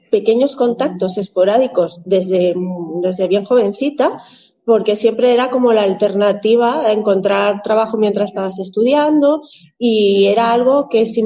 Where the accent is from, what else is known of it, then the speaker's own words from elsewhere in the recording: Zaragoza, Aragon, Spain; now in Bielsa, Spain; mi, marido y yo somos eh, una pareja que vinimos de Zaragoza con nuestros tres pequeños, fuimos a parar a Bielsa